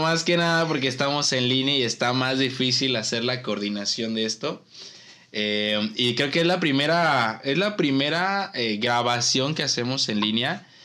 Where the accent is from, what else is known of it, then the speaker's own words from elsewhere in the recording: Ciudad Madero, Tamaulipas, Mexico; soy de aquí de Tampico Madero, o sea, de Madero